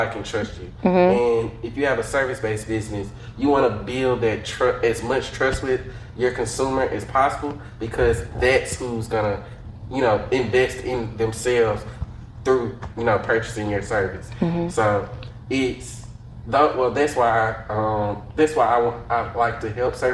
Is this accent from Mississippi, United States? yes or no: yes; Jackson, Mississippi, United States; I'm especially proud to be from Jackson, Mississippi. Like I've been born, raised, paid in Jackson.